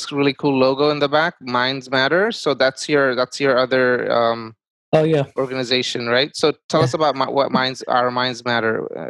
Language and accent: English; Bangladesh; first language Bengali; English is a second language; moved away; I was born in Bangladesh and I learned Bangla first.